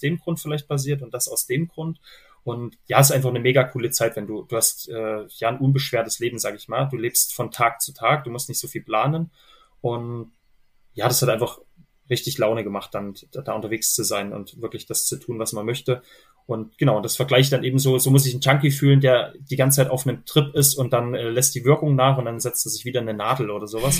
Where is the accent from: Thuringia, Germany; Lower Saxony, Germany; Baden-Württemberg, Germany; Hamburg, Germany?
Thuringia, Germany; accent: mix of Thuringian, Saxon and Bavarian dialect influences; einem kleinen Ort in Thüringen